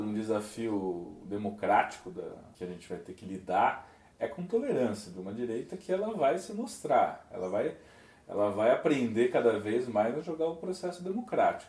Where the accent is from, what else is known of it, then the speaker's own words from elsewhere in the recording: São Paulo, Brazil; eu sou de São Paulo